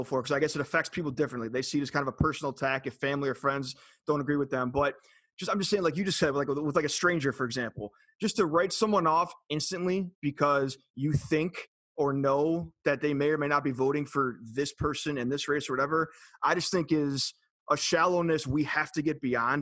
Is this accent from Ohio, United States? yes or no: yes; Cleveland, Ohio, United States; moved away; born and raised in Cleveland